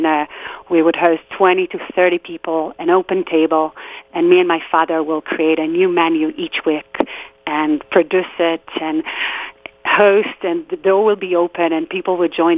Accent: near Tel Aviv, Tel Aviv District, Israel; I grew up in Israel in a small neighborhood just outside of Tel Aviv

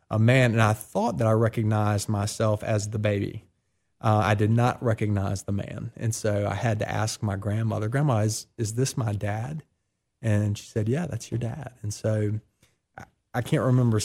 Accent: Columbia, South Carolina, United States; now in Oxford, United States; I was born in Columbia, South Carolina, 40 years ago now

